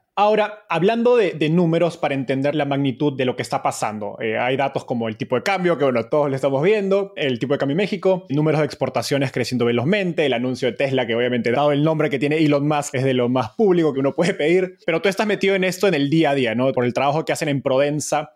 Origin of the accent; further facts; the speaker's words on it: Peru; Como peruano